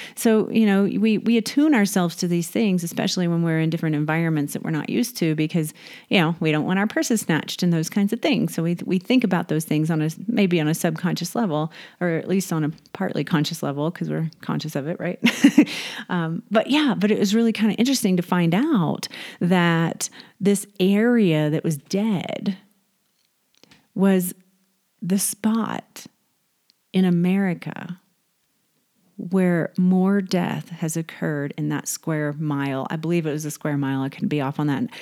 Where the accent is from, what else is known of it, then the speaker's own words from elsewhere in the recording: Houston, Texas, United States; moved away; also born or lived in Northern California; I was raised in Texas, uh, Houston, Galveston area